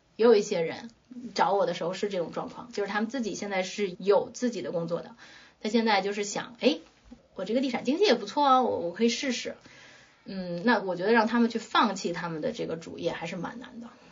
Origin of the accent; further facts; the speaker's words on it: China; moved away; also born or lived in Netherlands; 作为中国人